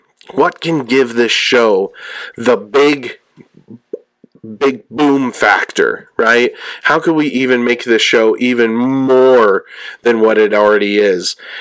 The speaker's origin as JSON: {"language": "English", "region": "California", "country": "United States", "said": "I'm from California"}